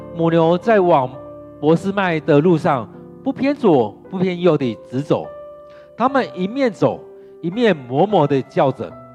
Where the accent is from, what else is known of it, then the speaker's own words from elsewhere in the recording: Taiwan; 我们的台湾人